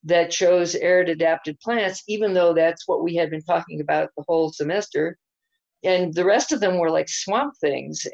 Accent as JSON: {"language": "English", "region": "the East", "country": "United States", "tie": "born or raised there", "moved": "yes", "lives_now": "Albuquerque, United States", "said": "me growing up in the East"}